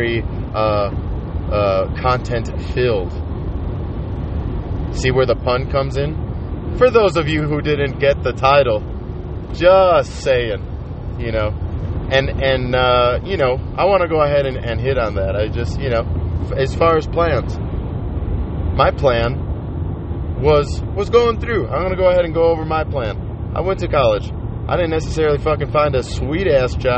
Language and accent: English; Colorado, United States; I'm from Colorado